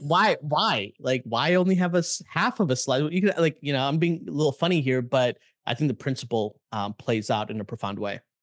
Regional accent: Chicago, Illinois, United States; I grew up in Chicago

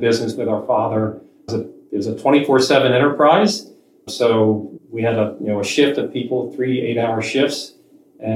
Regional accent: Atlantic City, New Jersey, United States; I grew up in South Jersey near Atlantic City

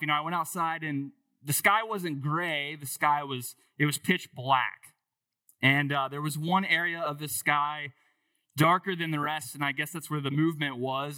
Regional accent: Dayton, Ohio, United States; I grew up in Dayton, so not far from here

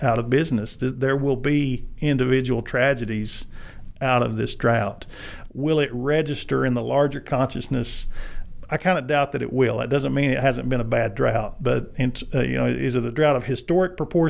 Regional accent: Arkansas, United States; as a native Arkansan, I grew up in Arkansas

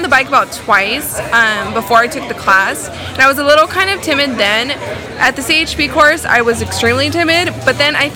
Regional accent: Fresno, California, United States; We're from Fresno.

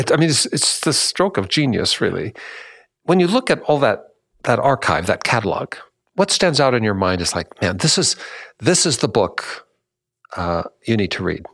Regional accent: Washington, United States; my home state in Washington

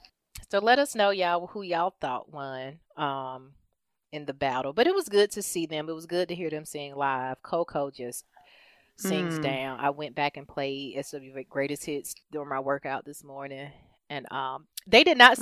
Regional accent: Forestdale, Alabama, United States; also born or lived in Fairfield, Alabama; I moved from Vinesfield, which is a small town in Fairfield, to Forestdale. And it was the summer before our sixth grade year.

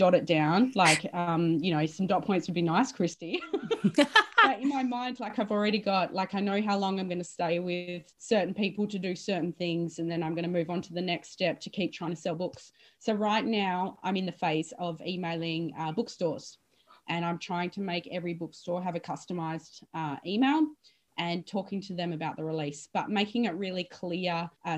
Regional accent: Western Australia, Australia; also born or lived in Melbourne / Sydney; I'm West Australian

